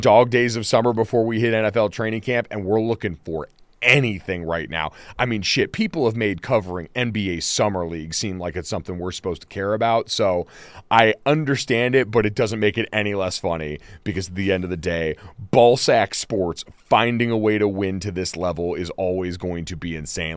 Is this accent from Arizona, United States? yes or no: yes; Arizona, United States; when I was a kid growing up in Arizona